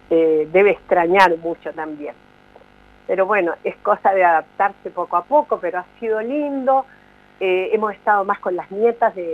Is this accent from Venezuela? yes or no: no; Santiago, Santiago Metropolitan, Chile; moved away as an adult; yo no quiero tener otro desarraigo como lo tuve cuando me vine de Santiago de Chile, que dejé mi familia, mis amigos, mi carrera, dejé todo